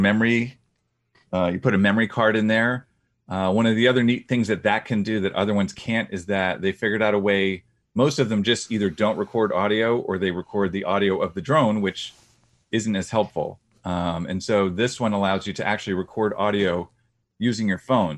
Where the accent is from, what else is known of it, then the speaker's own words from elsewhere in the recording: Boston, Massachusetts, United States; I'm from the Boston area